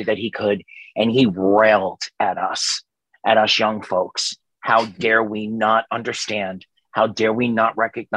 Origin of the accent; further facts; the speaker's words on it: New York City, New York, United States; moved away; I grew up in New York City, Staten Island, New York